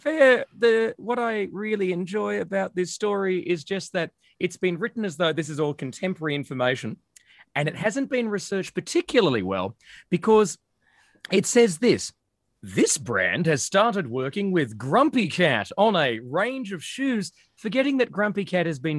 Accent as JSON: {"language": "English", "country": "Australia", "said": "we're Australian"}